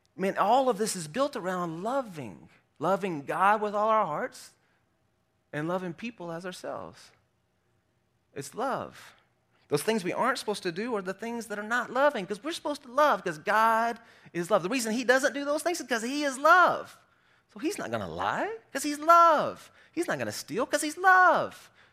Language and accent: English; South Arkansas, United States; I grew up in South Arkansas